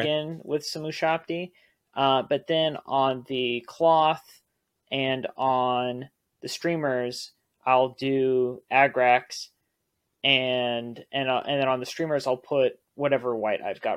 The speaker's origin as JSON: {"language": "English", "region": "Texas", "country": "United States", "said": "being from Texas"}